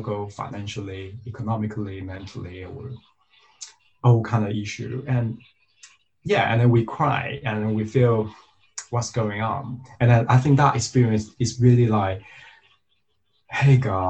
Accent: Taiwan; moved away; I'm originally from the Diocese of Taiwan

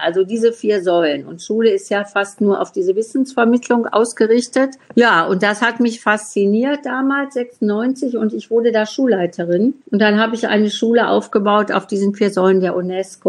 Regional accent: Essen, North Rhine-Westphalia, Germany; ich komme ja aus Essen

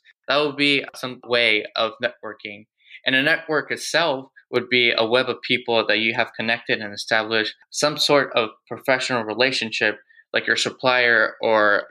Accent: Houston, Texas, United States; I was born and raised here in Houston, Texas.

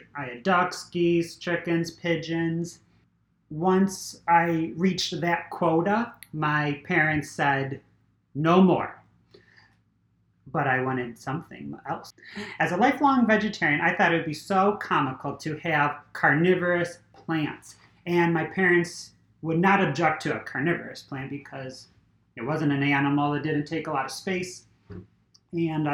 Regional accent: Niagara Falls, New York, United States; moved away as an adult; also born or lived in Buffalo, New York; now in Tampa, United States; I grew up in Niagara Falls. I was pretty much raised at the Aquarium of Niagara.

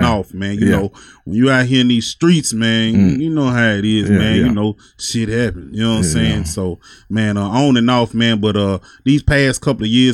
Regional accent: Savannah, Tennessee, United States; Like, West Tennessee, man. A little bit of town, man. Savannah, Tennessee.

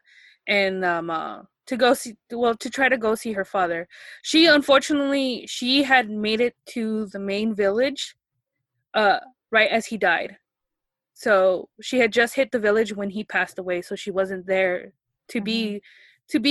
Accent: United States; I grew up here in the States

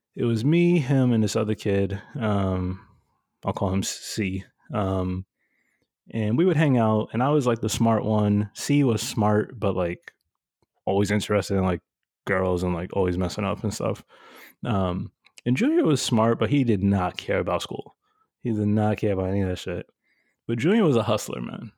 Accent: New York City, New York, United States; I grew up in Bushwick, and now Bushwick is all bougie

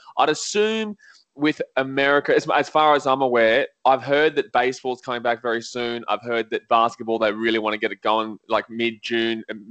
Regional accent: Australia; now in Fiji; I'm living in Fiji, but I'm from Australia, as you can tell with my accent

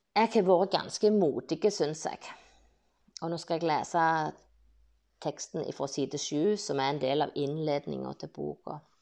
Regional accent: Bryne, Rogaland, Norway; jeg ble født på Brynehaugen i 1969. Jeg har barndomsminner fra skogen på Bryne

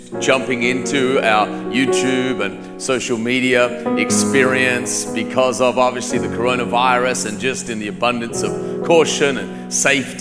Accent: Australia; moved away; I grew up in Australia

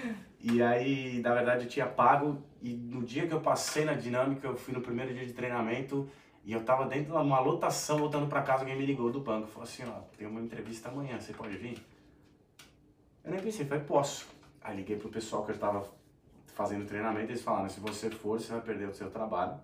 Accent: São Paulo, Brazil; moved away as an adult; now in Australia; eu sou natural de São Paulo, capital

